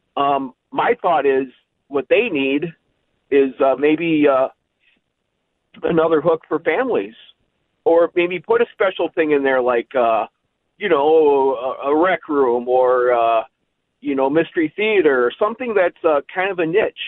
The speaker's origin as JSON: {"language": "English", "town": "Plymouth", "region": "Minnesota", "country": "United States", "tie": "born or raised there", "also_born_or_lived": "Burnsville, Minnesota", "said": "I grew up in Plymouth, so I went to Ridgedale a lot"}